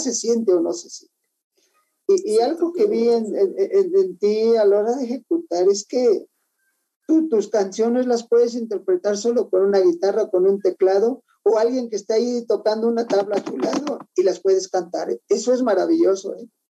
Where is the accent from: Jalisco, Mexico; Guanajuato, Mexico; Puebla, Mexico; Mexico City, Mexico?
Mexico City, Mexico; soy de la Ciudad de México